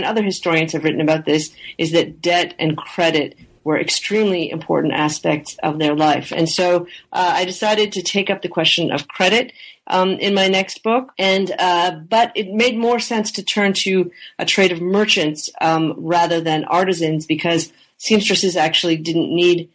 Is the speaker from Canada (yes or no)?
yes; Canada; I am originally from Canada, and I grew up in Canada in the, in the 70s and 80s when French was obligatory for all kids in English-speaking Canada